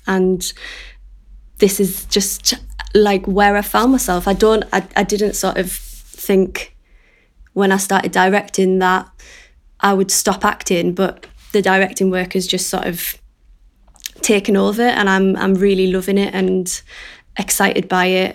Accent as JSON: {"language": "English", "town": "Middlesbrough", "region": "North East England", "country": "United Kingdom", "moved": "yes", "lives_now": "North Shields, United Kingdom", "said": "I am a director from Middlesbrough, but I now live in North Shields"}